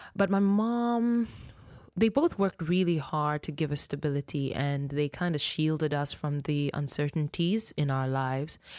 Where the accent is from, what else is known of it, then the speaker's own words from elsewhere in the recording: Nairobi, Kenya; first language Luo; English is a second language; moved away; also born or lived in Mexico City, Mexico; I was born in Mexico, Mexico City, and I was raised in Nairobi, Kenya